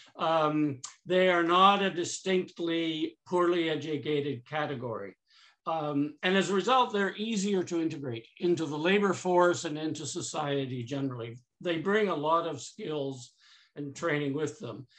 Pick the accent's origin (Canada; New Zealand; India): Canada; I'm too Canadian